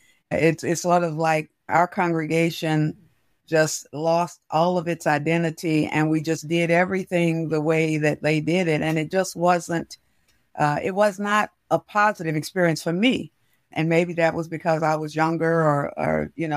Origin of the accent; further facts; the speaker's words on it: Baltimore, Maryland, United States; I grew up in West Baltimore